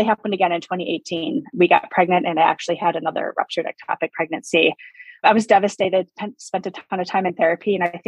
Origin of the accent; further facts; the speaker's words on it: Wisconsin, United States; now in Arizona, United States; I was actually born and raised in Wisconsin. I live in Arizona right now.